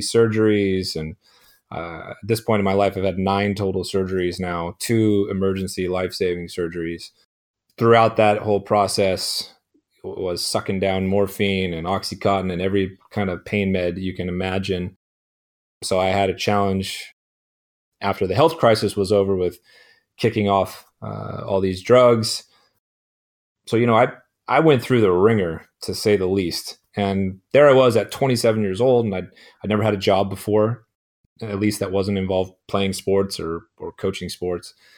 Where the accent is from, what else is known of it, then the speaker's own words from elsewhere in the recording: Chico, California, United States; also born or lived in San Francisco Bay Area / Arizona; my hometown in Chico, uh, California